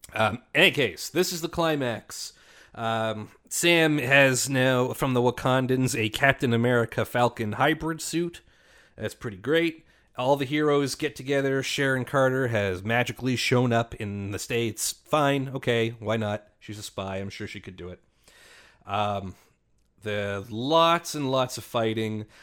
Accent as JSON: {"language": "English", "country": "Canada", "said": "as a Canadian"}